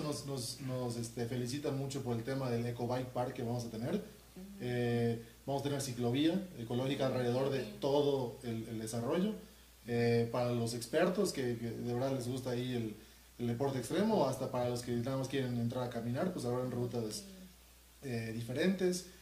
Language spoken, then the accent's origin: Spanish; Mérida, Yucatán, Mexico; yo soy de Mérida